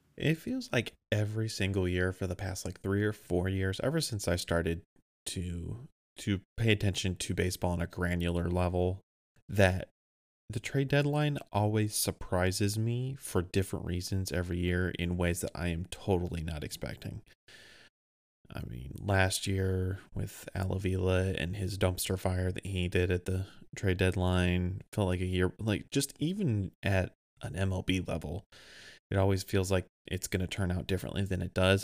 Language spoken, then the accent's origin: English; Grand Rapids, Michigan, United States; moved away as an adult; now in Fort Wayne, United States; I grew up in Old Grand Rapids, Michigan